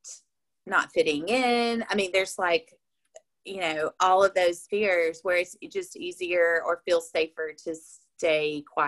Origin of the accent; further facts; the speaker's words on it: Bible Belt, the South, United States; I was raised in the South in the Bible Belt